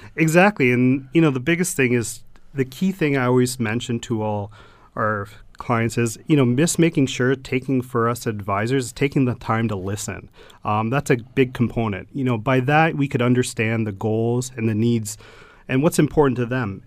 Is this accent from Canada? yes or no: yes; Stoney Creek, Ontario, Canada; I grew up in Stony Creek all my life